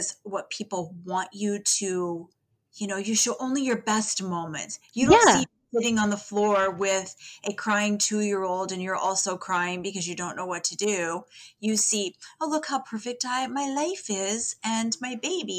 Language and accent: English; Eastern Iowa, United States; moved away as an adult; now in South Dakota, United States; I actually grew up in Iowa, Eastern Iowa.